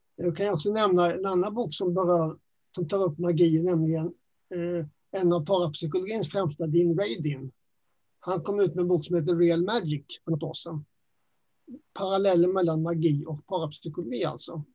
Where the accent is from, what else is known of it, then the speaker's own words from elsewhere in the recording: Växjö, Kronoberg County, Sweden; accent: Småland; moved away as an adult; also born or lived in Nacka; now in Stockholm, Sweden; Jag är ju smålänning. Det hörs lite grann på min dialekt kanske. Ja. Ehm, hela min skoltid hade jag i Växjö.